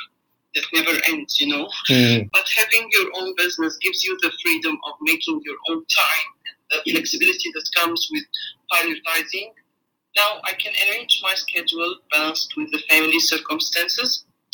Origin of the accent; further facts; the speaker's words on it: New Zealand; moved away as an adult; now in Melbourne, Australia; We have moved to Melbourne 2 years ago. We come from New Zealand. My husband and I own two businesses in New Zealand, one of which was a franchise